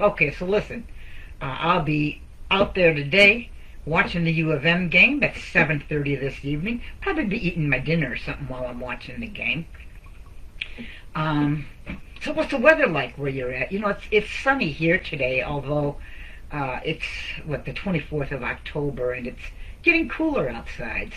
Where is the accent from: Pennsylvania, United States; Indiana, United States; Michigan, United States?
Michigan, United States; Redford Township; also born or lived in Ann Arbor, Michigan; I grew up in Redford Township, which is just outside of Detroit